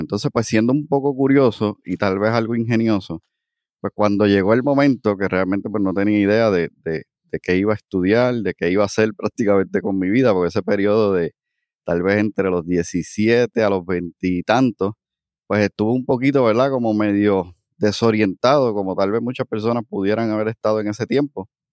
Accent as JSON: {"language": "Spanish", "town": "Aibonito", "country": "Puerto Rico", "tie": "born or raised there", "also_born_or_lived": "Cayey", "moved": "as an adult", "lives_now": "Cidra, Puerto Rico", "said": "nací en el pueblo de Ibonito. Eh, de hecho, me crié también allí, estuve hasta los 26 años"}